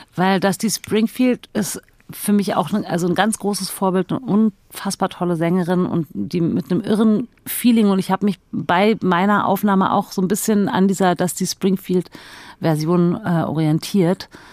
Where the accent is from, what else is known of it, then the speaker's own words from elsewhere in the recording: Berlin, Germany; ich bin ja in Berlin groß geworden mit zwei Schwestern und mit meiner Mutter